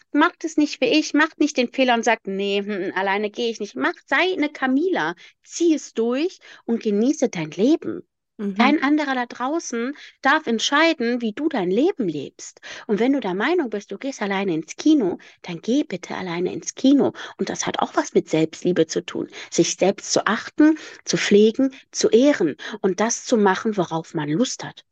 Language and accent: German; Rhineland, Germany; ich komme aus dem Rheinland und bei mir heißt es Berliner